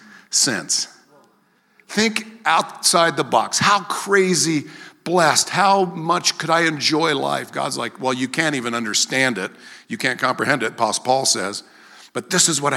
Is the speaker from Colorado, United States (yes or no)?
yes; Greeley, Colorado, United States; also born or lived in Philadelphia; And then we got to Greeley, and I grew up in Greeley. Went to Maple. I was a Maplewood Mustang, a Heath Panther, a Greeley Central Wildcat.